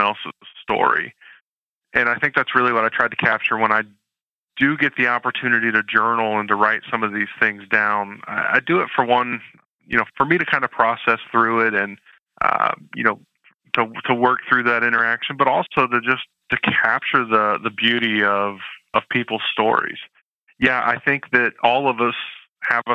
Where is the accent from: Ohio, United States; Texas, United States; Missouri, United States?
Ohio, United States; Canton; moved away; I'm from Canton, Ohio, originally home of the Pro Football Hall of Fame.